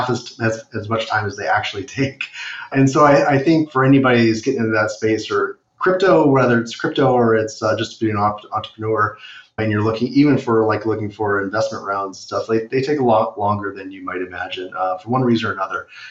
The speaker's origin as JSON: {"language": "English", "region": "California", "country": "United States", "tie": "born or raised there", "moved": "yes", "lives_now": "Cleveland, United States", "said": "I grew up in California"}